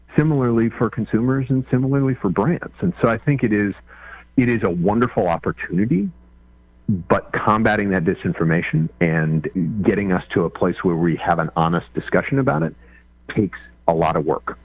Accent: Kansas, United States; I grew up in Kansas

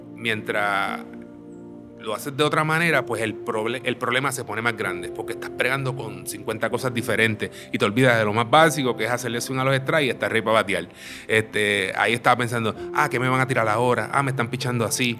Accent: Aguadilla, Puerto Rico; moved away; also born or lived in Mayagüez; me crié en Aguadilla, toda mi niñez la desarrollé en Aguadilla

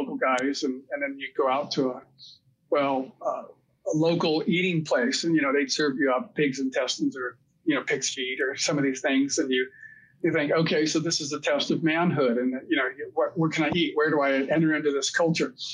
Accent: United States; I was a typical American

